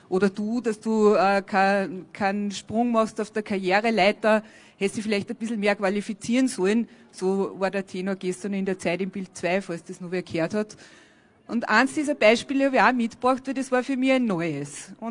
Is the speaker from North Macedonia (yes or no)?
no; Afghanistan; ich komme aus Afghanistan.